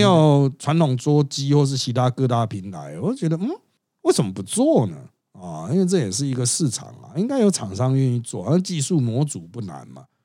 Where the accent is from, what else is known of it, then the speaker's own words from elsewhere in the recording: Taiwan; 我们台湾人